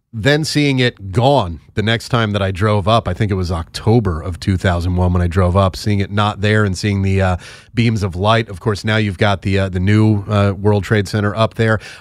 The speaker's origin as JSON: {"language": "English", "region": "New York City metropolitan area", "country": "United States", "also_born_or_lived": "Long Island", "moved": "yes", "lives_now": "Maryland, United States", "said": "I'm from the New York City metropolitan area. We lived on Long Island before we moved down to Maryland"}